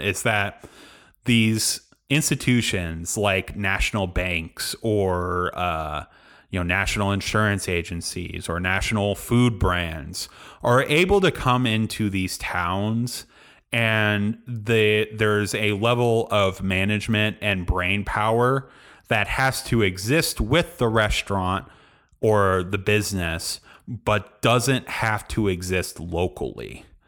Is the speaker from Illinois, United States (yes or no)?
yes; Galesburg, Illinois, United States; I moved back to my hometown, Galesburg, Illinois